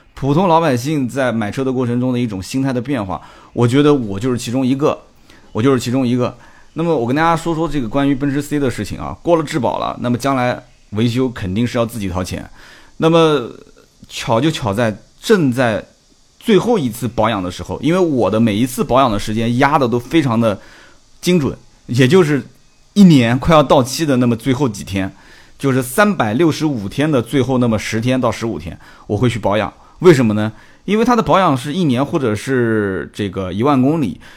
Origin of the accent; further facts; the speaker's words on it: Nanjing, Jiangsu, China; 反正我就是在那边出生的